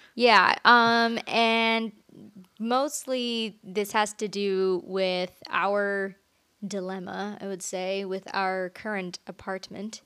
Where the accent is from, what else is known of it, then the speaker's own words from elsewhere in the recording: Orange County, California, United States; moved away; I'm originally from Orange County